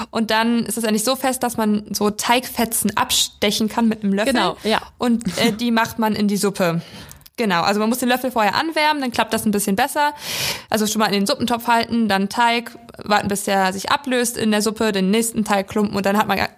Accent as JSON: {"language": "German", "town": "Weisen", "region": "Brandenburg", "country": "Germany", "moved": "yes", "lives_now": "Schwerin, Germany", "said": "Also ich komme aus Weisen, das ist äh, ein 1000 Einwohner Dorf in, in der Prignitz"}